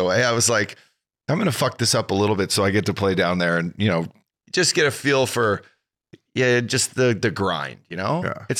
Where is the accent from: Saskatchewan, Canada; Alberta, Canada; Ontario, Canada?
Alberta, Canada; I grew up in Alberta